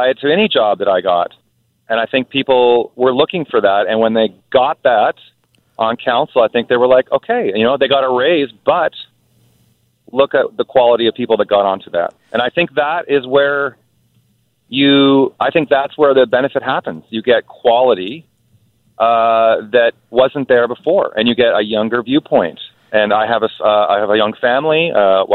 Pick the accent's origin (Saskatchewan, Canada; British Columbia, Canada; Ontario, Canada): British Columbia, Canada; Nelson; Nelson is my hometown. I've been there most of my life.